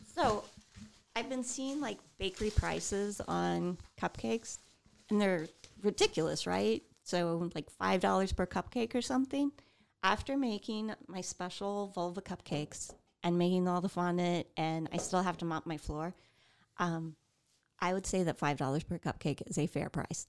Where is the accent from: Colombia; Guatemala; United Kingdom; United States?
United States; Midwest; we're from the Midwest